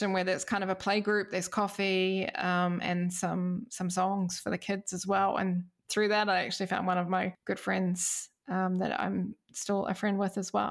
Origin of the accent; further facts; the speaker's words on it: Wellington, New Zealand; moved away as an adult; now in Denmark; my hometown, Wellington, New Zealand.